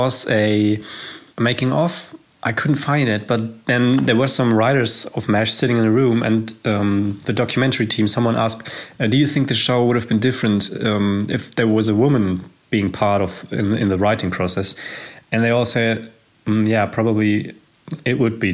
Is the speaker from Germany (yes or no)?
yes; Germany; I'm from Germany